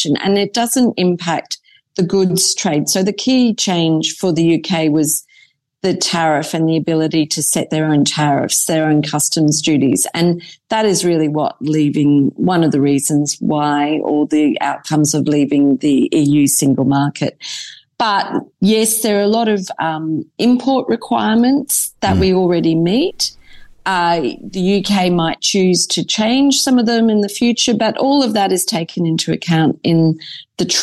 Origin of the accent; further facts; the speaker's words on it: Queensland, Australia; now in United Kingdom; Being a Queenslander